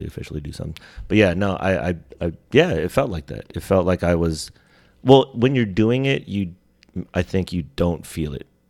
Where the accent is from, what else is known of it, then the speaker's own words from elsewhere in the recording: Sacramento, California, United States; also born or lived in Bay Area, California; my stint before coming to Sacramento 'cause I was born in the Bay Area. So, coming to Sacramento, like, even before Butler, I was at Anna Kirchgata